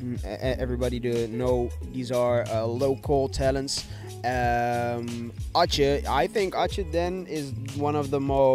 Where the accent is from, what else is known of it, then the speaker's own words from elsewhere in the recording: Rotterdam, South Holland, Netherlands; moved away; I'm originally from Rotterdam